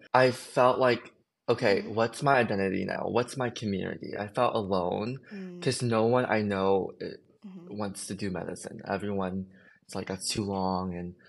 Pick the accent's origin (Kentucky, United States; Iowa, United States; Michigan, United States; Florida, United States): Florida, United States; Jacksonville; So I grew up in Jacksonville and I kind of want to change, to be honest.